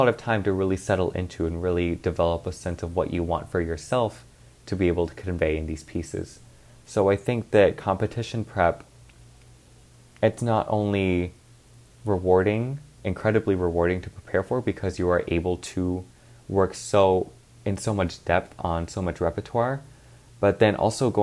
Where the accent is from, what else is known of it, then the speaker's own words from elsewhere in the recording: Dallas, Texas, United States; moved away as an adult; now in Cleveland, United States; I am originally from Dallas, Texas